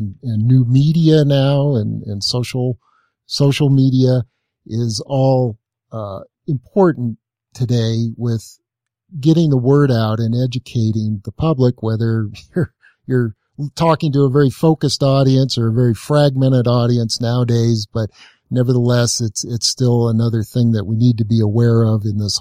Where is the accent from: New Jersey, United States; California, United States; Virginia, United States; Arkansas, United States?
California, United States; Los Angeles; growing up in the Los Angeles area at the time